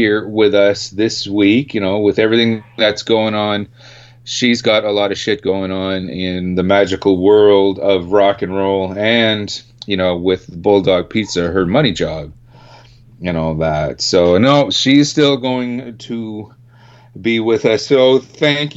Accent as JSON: {"language": "English", "country": "Canada", "said": "we're four Canadian guys from the same Canadian metal scene"}